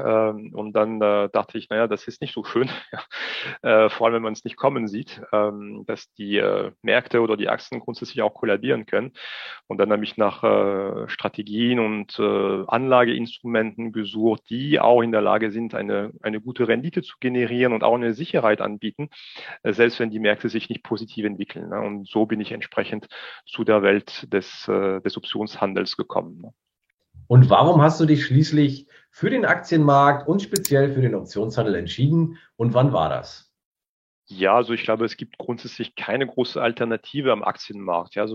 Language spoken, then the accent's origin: German; Strasbourg, Grand Est, France; German is a second language; moved away as an adult; now in Germany; ich bin nach wie vor Franzose, ich bin vor 44 Jahren in Straßburg geboren, lebe aber mittlerweile schon seit äh, fast 22 Jahren in Deutschland.